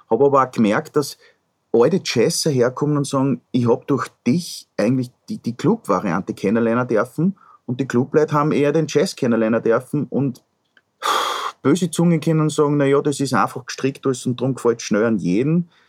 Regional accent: Upper Austria, Austria; ich komme aus dem Müllviertel.

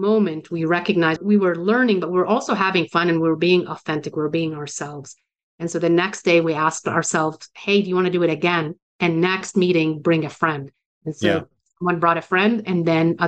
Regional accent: Beirut, Beirut Governorate, Lebanon; moved away; I was born and raised in Beirut, Lebanon, suburbs of Beirut

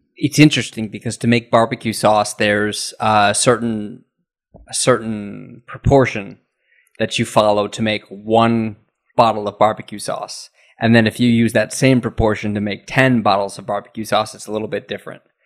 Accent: United States; moved away as an adult; now in Japan; as an American, I've been in Japan for 16 years now

